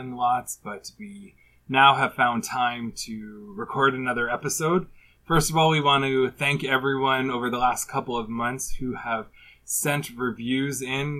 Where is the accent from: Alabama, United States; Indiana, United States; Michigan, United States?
Indiana, United States; Indianapolis; I'm from Indianapolis